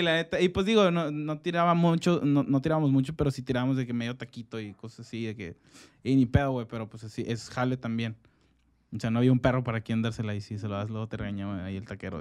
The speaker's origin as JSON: {"language": "Spanish", "country": "Mexico", "said": "como hombres mexicanos"}